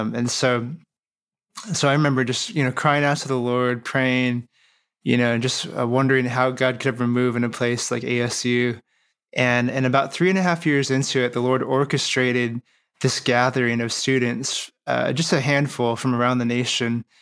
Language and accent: English; Phoenix, Arizona, United States; I'm from Phoenix, Arizona.